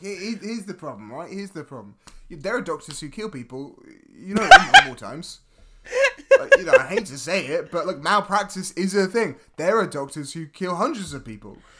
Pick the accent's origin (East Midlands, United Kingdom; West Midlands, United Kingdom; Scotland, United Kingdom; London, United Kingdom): Scotland, United Kingdom; my people, and of course my people being the Scottish